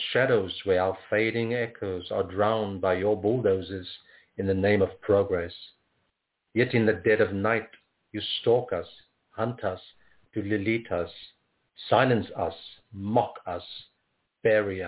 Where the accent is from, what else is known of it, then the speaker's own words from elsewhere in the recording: Cape Town, Western Cape, South Africa; moved away; I'm originally from Cape Town, born in South Africa.